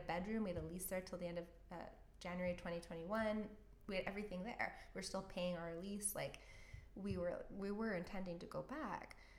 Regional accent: Canada; moved away as an adult; also born or lived in Orange County, California; being a Canadian

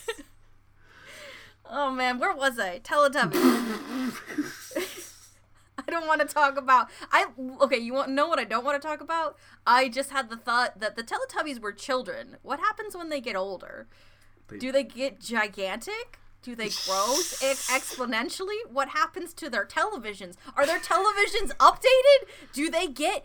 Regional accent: Erie, Pennsylvania, United States; I think he's from my hometown

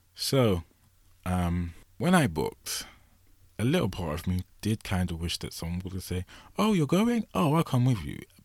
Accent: England, United Kingdom; I'm from England.

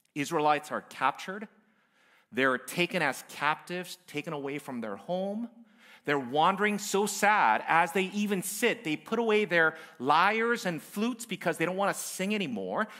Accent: United States; I'm Korean American by my background

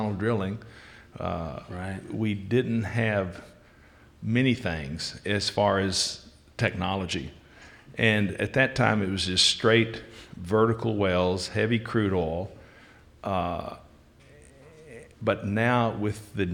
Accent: Wichita Falls, Texas, United States; I'm from Wichita Falls. And actually, I went to school at Wichita Falls High School

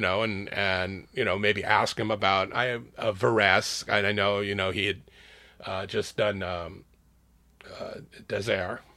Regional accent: Los Angeles, California, United States; also born or lived in San Francisco, United States / Oakland, United States; I grew up in L

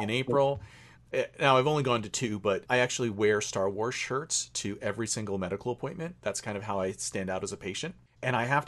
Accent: United States; as an American male

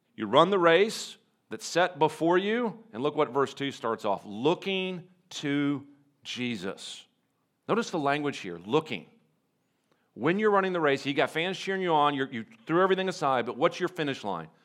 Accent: North Carolina, United States; I'm from North Carolina and I'm, I'm the president of the Charlotte campus

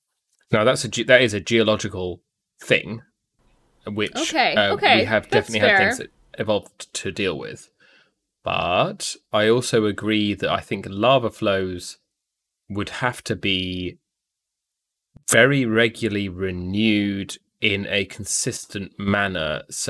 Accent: United Kingdom; I'm British.

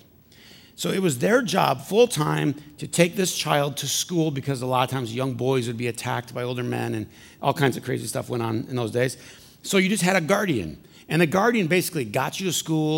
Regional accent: Flint, Michigan, United States; I'm from Flint.

